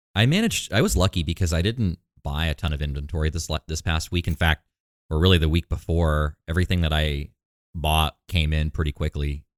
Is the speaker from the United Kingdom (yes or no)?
no; Maine, United States; now in Texas, United States; I'm from Maine.